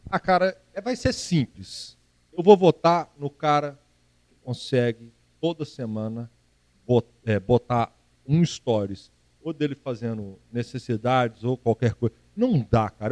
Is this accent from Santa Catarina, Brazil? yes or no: no; Minas Gerais, Brazil; sou mineiro